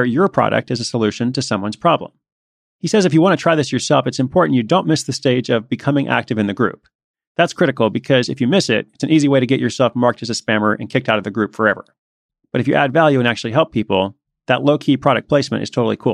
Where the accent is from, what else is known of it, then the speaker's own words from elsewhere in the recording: Portland, Oregon, United States; the Portland, Oregon listings. That's my hometown.